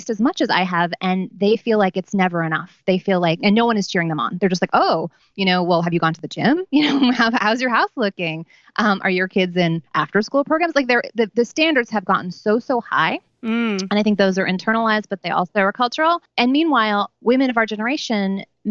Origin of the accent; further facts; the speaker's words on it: New York City, New York, United States; I grew up on St. Mark's Place between first and second. My parents moved there in 1973